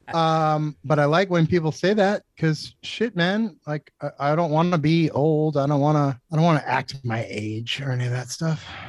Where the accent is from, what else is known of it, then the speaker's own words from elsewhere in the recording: Methuen, Massachusetts, United States; also born or lived in Lawrence, Massachusetts / Mission Hill, Boston; now in Dracut, United States; I was born in Methuen, technically, and then I lived in Lawrence for a couple years until I was, like, first grade, and then I moved to Methuen